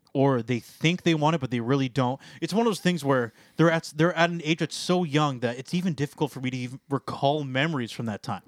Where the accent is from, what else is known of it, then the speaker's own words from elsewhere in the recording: Canada; being Canadian